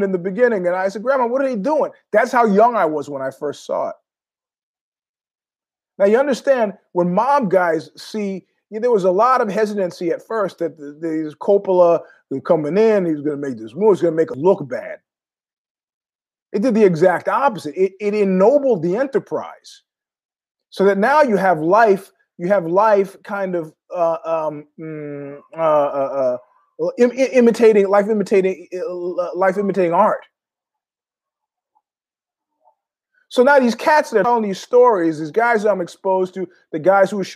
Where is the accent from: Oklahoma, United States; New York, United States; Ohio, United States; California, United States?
New York, United States; New York City; I was born in Queens, grew up in Ozone Park, JFK.